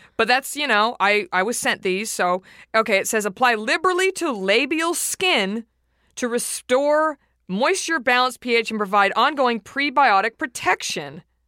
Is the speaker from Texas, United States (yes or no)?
yes; Dallas, Texas, United States; moved away; I'm from Dallas